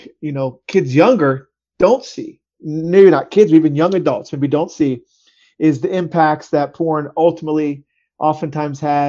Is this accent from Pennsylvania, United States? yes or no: yes; Harrisburg, Pennsylvania, United States; I'm from Harrisburg, Pennsylvania area